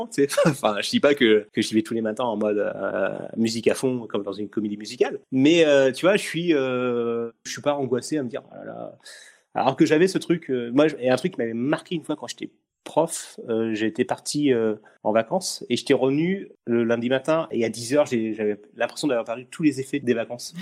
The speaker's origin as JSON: {"language": "French", "area": "Essonne", "region": "Île-de-France", "country": "France", "said": "je suis de l'Essonne pour pour les gens qui nous écoutent. Donc je suis de l'Essonne"}